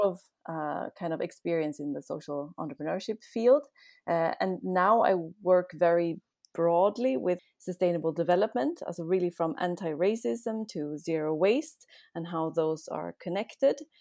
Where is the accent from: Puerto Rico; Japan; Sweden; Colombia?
Sweden; moved away as an adult; now in Austria; I'm actually from Sweden